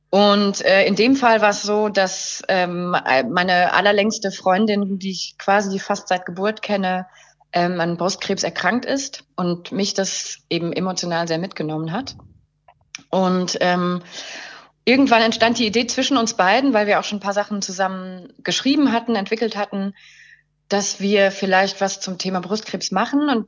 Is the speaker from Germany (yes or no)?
no; Luxembourg; Ich komme ursprünglich aus Luxemburg, ähm, bin ähm, geboren von einer deutschen Mutter und einem französisch-schottischen Vater